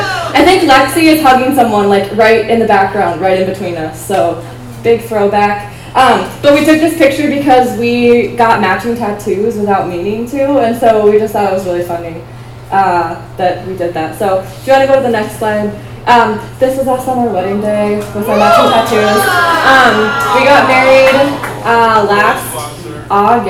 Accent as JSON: {"language": "English", "region": "Iowa", "country": "United States", "tie": "born or raised there", "also_born_or_lived": "Minnesota", "moved": "yes", "said": "I grew up in Iowa, and then we moved to Minnesota"}